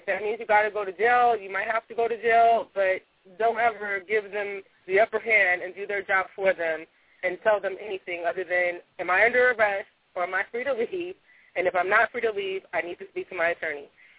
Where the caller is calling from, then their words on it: Los Angeles, California, United States; I'm calling from Los Angeles.